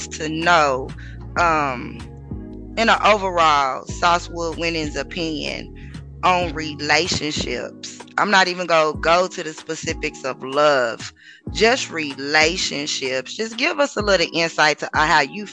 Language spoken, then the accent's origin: English; Oklahoma, United States; I'm from Oklahoma